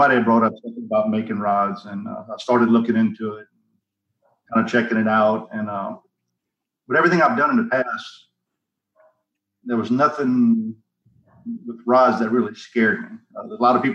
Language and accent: English; Port Barre, Louisiana, United States; moved away as an adult; also born or lived in Jacksonville, Florida; I'm originally born and raised in Port Barry, which is around, you've never heard of it, Opelousas, Lafayette